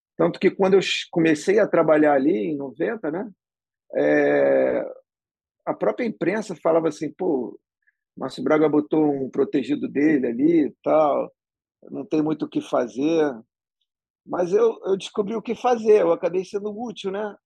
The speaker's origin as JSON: {"language": "Portuguese", "region": "Rio de Janeiro", "country": "Brazil", "tie": "born or raised there", "said": "sou carioca, né? Do Leblon. Nasci no Leblon e vivo lá até hoje. É... e sempre fui criado ali"}